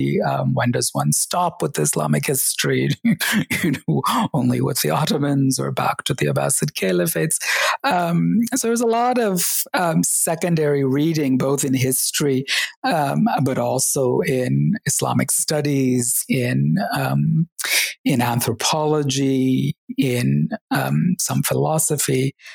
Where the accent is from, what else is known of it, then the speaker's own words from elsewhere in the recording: Kerala, India; born there; And I was reminded that even though I was born in Kerala, I had forgotten Malayalam, the language of the state.